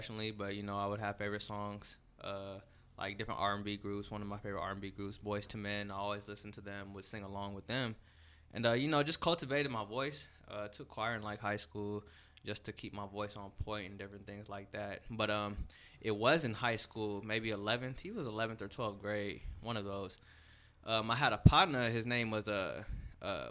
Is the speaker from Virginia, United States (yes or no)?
no; San Diego, California, United States; moved away as an adult; now in San Francisco Bay Area, United States; I'm from San Diego, California. I came up here to the Bay for college. Been up here for 8 years